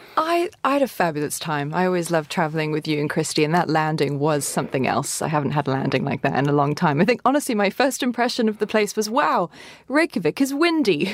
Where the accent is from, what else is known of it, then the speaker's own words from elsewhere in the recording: Cape Town, Western Cape, South Africa; I'm from Cape Town